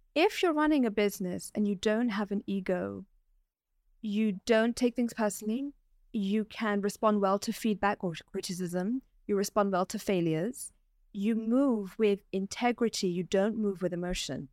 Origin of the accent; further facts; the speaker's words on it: London, United Kingdom; moved away as an adult; now in Dubai, United Arab Emirates; I was born and raised in London and I was educated there